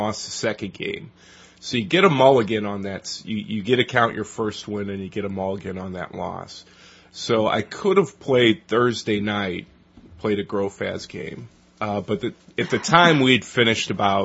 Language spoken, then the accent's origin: English; United States; I'm an American